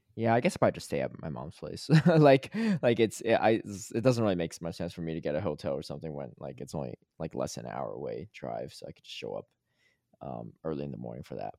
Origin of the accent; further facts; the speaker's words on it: Connecticut, United States; also born or lived in Atlanta; now in Los Angeles, United States; I grew up in Connecticut